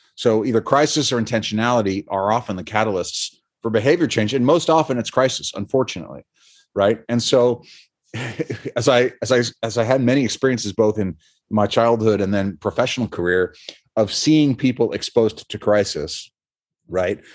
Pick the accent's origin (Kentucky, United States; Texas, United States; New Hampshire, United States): New Hampshire, United States; moved away; I'm from New Hampshire originally.